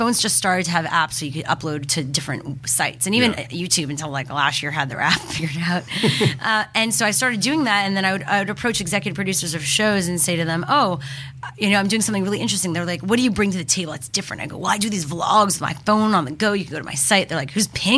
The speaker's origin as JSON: {"language": "English", "town": "Montreal", "region": "Quebec", "country": "Canada", "tie": "born or raised there", "moved": "yes", "said": "I grew up in Montreal"}